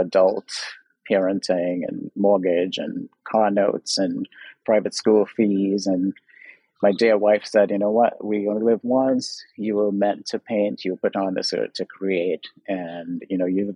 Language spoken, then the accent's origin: English; Trinidad & Tobago; now in Los Angeles, United States; I'm from Trinidad, so I was raised, grew up in Trinidad